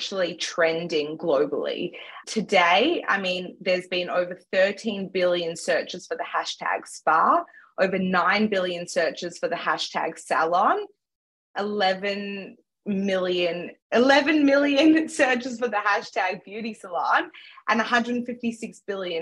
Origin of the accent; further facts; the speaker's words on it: Melbourne, Victoria, Australia; also born or lived in Johannesburg, South Africa; I was born in Johannesburg, South Africa, and have grown up most of my life in Melbourne, Australia.